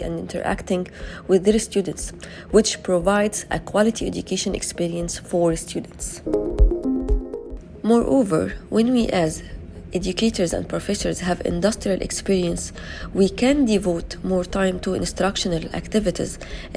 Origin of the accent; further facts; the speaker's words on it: Egypt; from Egypt